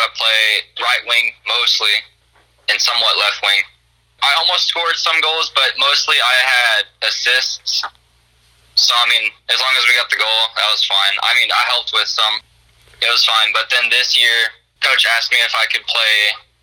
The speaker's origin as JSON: {"language": "English", "region": "Texas", "country": "United States", "also_born_or_lived": "Burkburnett, Texas", "said": "I'm originally from Texas"}